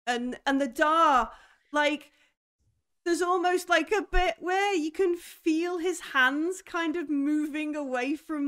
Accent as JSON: {"language": "English", "country": "United Kingdom", "said": "I'm British."}